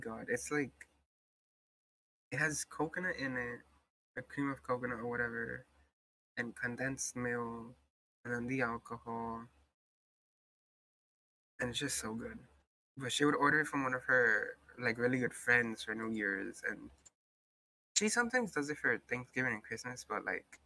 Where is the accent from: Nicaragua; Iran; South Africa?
Nicaragua; I'm from Nicaragua